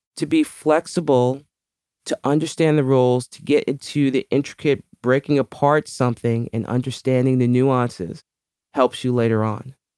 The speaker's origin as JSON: {"language": "English", "town": "New York City", "region": "New York", "country": "United States", "tie": "born or raised there", "said": "I was, uh, born and raised in the Bronx, New York"}